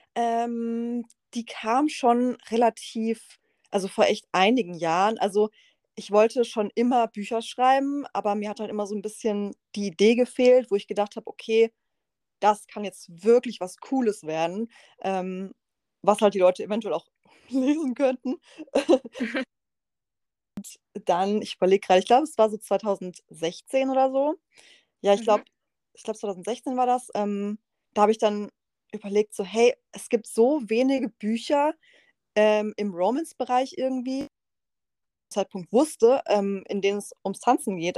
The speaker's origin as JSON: {"language": "German", "town": "Freiburg", "region": "Baden-Württemberg", "country": "Germany", "said": "ich bin ja aus Freiburg"}